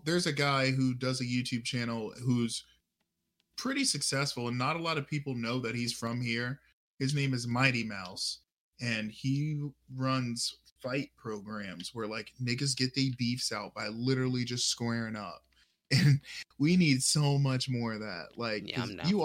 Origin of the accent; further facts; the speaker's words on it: United States; I was born in America